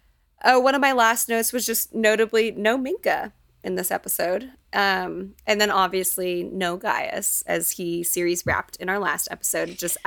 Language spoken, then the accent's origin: English; Texas, United States; as a Texan